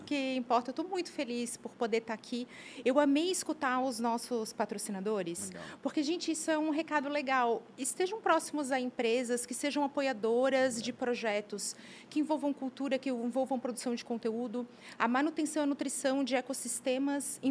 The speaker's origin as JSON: {"language": "Portuguese", "town": "Brusque", "region": "Santa Catarina", "country": "Brazil", "tie": "born or raised there", "moved": "yes", "lives_now": "Blumenau, Brazil", "said": "Minha terra maravilhosa, tenho muitos amigos lá, vivi minha infância, mas eu tenho mais tempo de Blumenau que de Brusque."}